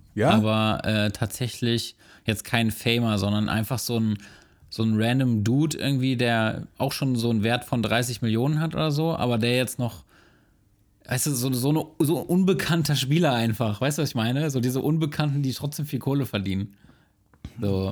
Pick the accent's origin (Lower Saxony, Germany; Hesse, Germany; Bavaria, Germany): Lower Saxony, Germany; Braunschweig; meiner Geburtsstadt Braunschweig